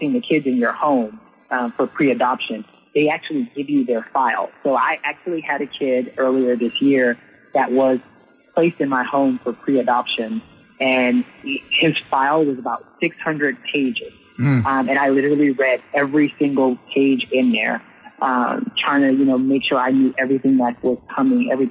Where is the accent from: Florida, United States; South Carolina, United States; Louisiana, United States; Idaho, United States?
Louisiana, United States; New Orleans; I'm from Southern Louisiana, New Orleans, born and raised